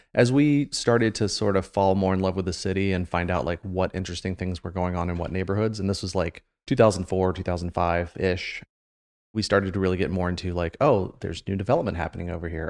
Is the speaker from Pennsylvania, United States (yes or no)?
no; Marysville, Ohio, United States; I grew up in Marysville, so I've been in Central Ohio since I was, like, four years old